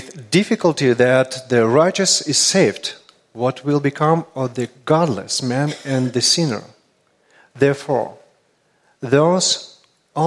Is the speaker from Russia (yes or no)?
yes; Russia; accent: Russian; English is a second language; my Russian accent